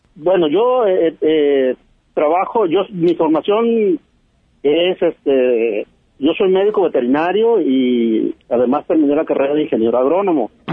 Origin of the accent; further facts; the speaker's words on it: La Huasteca, Veracruz, Mexico; now in Recoveco, Mexico; yo soy de la Huasteca, yo soy de Veracruz